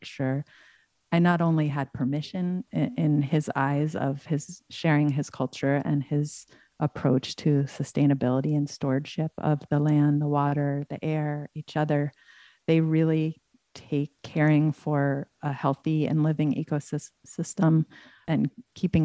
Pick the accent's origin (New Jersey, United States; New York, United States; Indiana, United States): New York, United States; Ithaca; I grew up in Ithaca